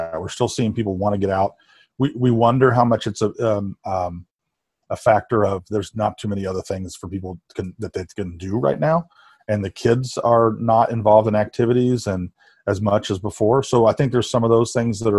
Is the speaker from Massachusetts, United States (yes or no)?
no; Indiana, United States; now in Chicago, United States; I'm from Indiana, so I grew up not too far away from here